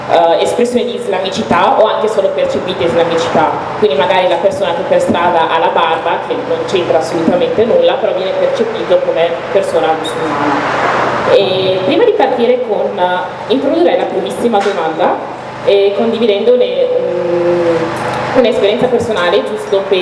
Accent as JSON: {"language": "Italian", "country": "Italy", "tie": "born or raised there", "said": "io io sono nata in Italia di, ho un background da un paese in cui non si parla arabo"}